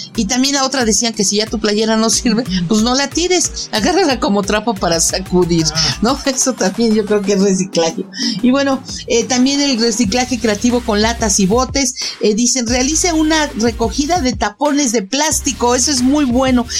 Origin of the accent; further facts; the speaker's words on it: Mexico City, Mexico; yo como mexicana y de aquí de la Ciudad de México